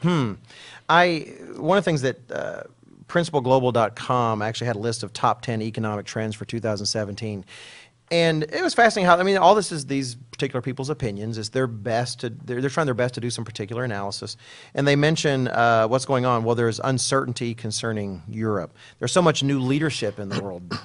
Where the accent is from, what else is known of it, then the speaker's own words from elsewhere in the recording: Texas, United States; speaking as an American and a Texan